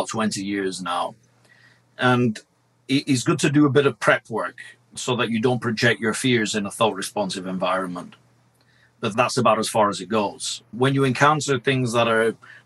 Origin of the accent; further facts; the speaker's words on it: Blackburn, North West England, United Kingdom; Both of my parents are Italian. I was born in Blackburn, Lancashire, hence the curse of my accent.